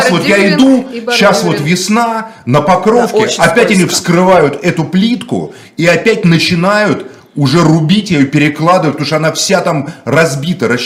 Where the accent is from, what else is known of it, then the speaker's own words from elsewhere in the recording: Moscow, Russia; Я коренной москвич.